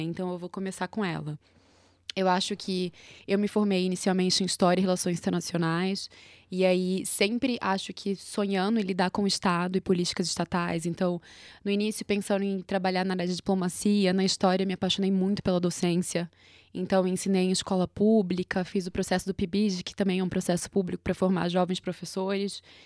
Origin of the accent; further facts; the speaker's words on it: Recife, Pernambuco, Brazil; moved away as an adult; now in São Paulo, Brazil; sou de Recife, moro em São Paulo há três anos